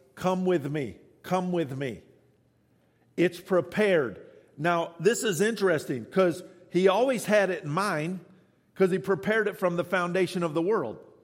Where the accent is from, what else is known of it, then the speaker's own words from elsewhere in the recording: the South, United States; I'm from the South